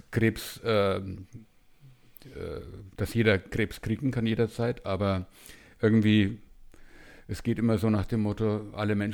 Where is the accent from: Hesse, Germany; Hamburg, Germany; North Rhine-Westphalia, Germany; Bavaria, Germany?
Bavaria, Germany; born there; now in Munich, Germany; Also ich bin in München und das seit äh, 38 Jahren, glaube ich. Also ein Wahlmünchner, gebürtiger Franke.